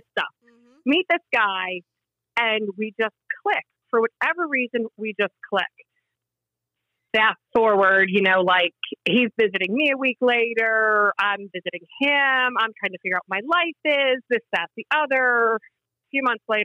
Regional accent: Virginia, United States; moved away as an adult; also born or lived in Philadelphia area, Pennsylvania / Washington, D.C.; now in New Jersey, United States; So I grew up in Virginia. So I went to college in Virginia.

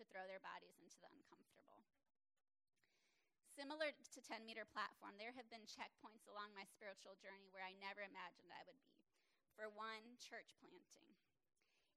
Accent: South Florida, United States; Growing up in South Florida

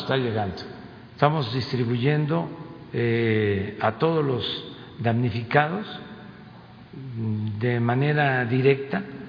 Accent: Tabasco, Mexico; now in Mexico City, Mexico; Tabasco es mi tierra, es mi agua

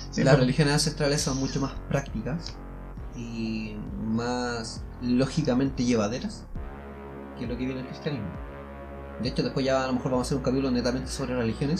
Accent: Chile; siendo chilenos.

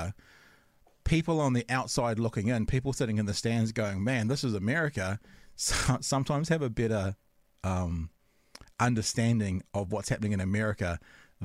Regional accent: New Zealand; I'm from New Zealand

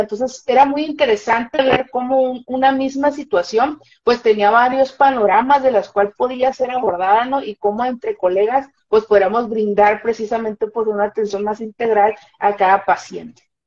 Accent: Mazatlán, Sinaloa, Mexico; yo soy de la ciudad de Mazatlán, Sinaloa, aquí por los Mazatlanes

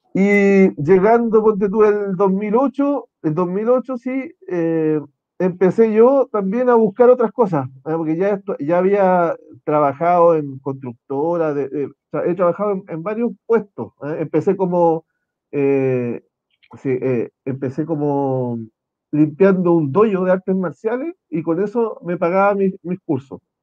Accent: Concepción, Biobío, Chile; yo nací acá en Concepción, el 75

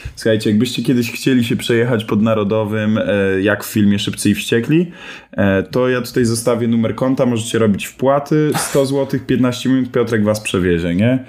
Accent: Piastów, Masovian Voivodeship, Poland; ja się wychowywałem w Piastowie pod Warszawą. Chodziłem tam e, do przedszkola, do podstawówki

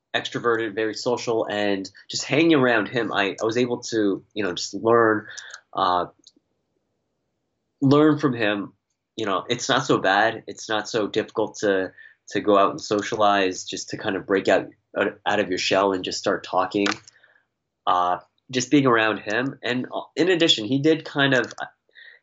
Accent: Toronto, Ontario, Canada; moved away as an adult; I was born and raised in Toronto

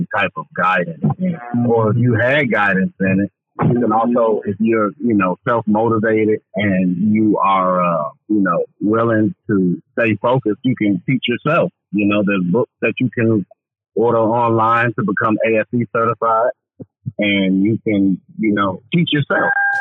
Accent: Chicago, Illinois, United States; growing up in Chicago on the South Side

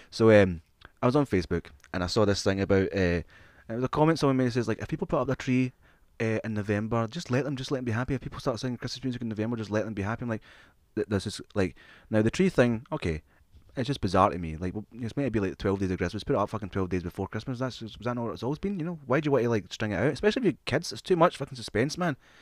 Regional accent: Scotland, United Kingdom; also born or lived in England; We, we, we grew up in Scottish, uh, primary schools and Scottish schools.

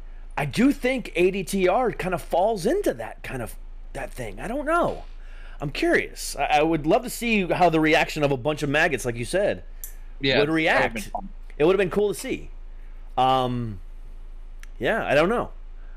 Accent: Ohio, United States; also born or lived in Florida; I'm not originally from Florida. I'm originally from Ohio, but I spent majority of my life in Florida.

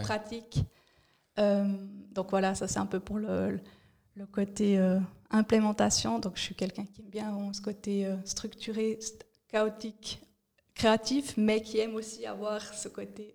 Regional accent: Fribourg, Switzerland; moved away as an adult; also born or lived in Bern / Zurich; fribourgeoise, j'ai grandi à Fribourg

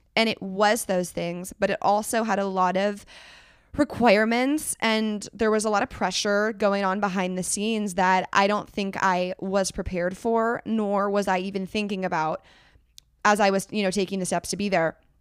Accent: Northern California, United States; I'm from Northern California

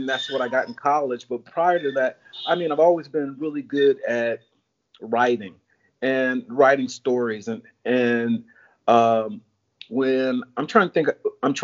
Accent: Chicago, Illinois, United States; moved away as an adult; also born or lived in California; now in Florida, United States; I'm originally from Chicago

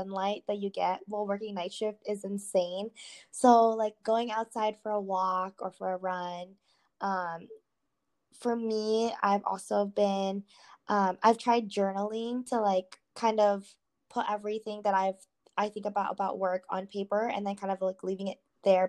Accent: United States; growing up here, I am really close to my church family who is like they're predominantly Filipinos

